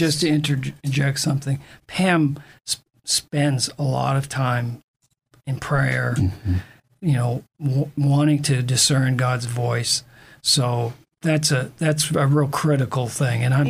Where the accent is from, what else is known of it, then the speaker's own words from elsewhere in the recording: Maine, United States; moved away; I grew up in Maine